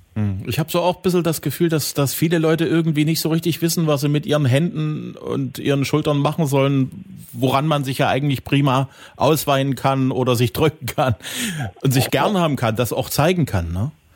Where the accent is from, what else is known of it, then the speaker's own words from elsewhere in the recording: Saxony, Germany; bei uns in Sachsen